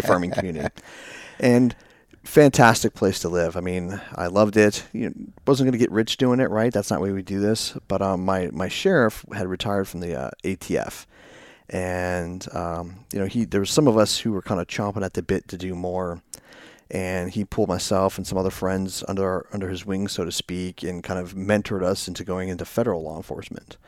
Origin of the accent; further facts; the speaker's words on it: Herndon, Virginia, United States; I actually grew up in, uh, Northern Virginia